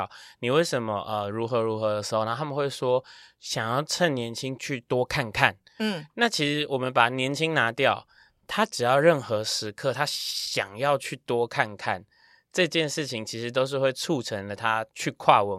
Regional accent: Taiwan; 呃，我的这个学历是财务金融，那我是台湾的。

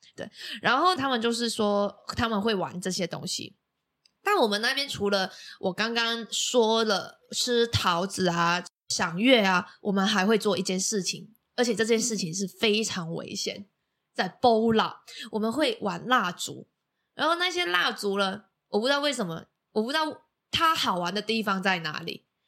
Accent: Macau; now in Taiwan; 我是来自澳门的

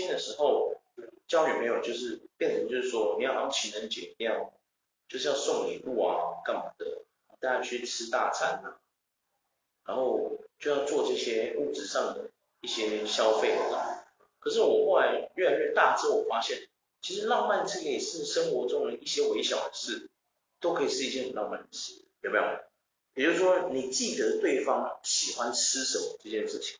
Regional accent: Taiwan; 因为我是台湾人嘛，

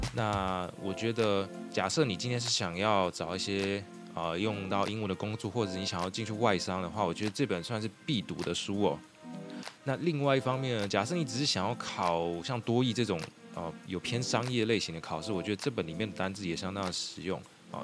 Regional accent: Xinying, Tainan, Taiwan; 新营算是我的家乡

